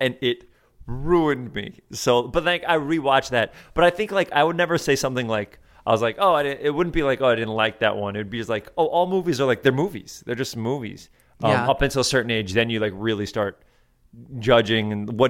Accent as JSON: {"language": "English", "town": "Riverdale", "region": "New York", "country": "United States", "tie": "born or raised there", "said": "I grew up in Riverdale, which is the North Bronx. And then we moved to Westchester, which is the suburbs."}